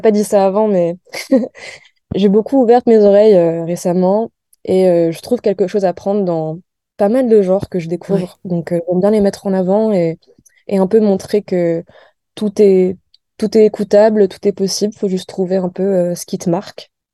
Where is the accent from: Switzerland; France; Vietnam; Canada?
France; also born or lived in United States / New York; je suis née aux États-Unis, mais j'ai grandi en France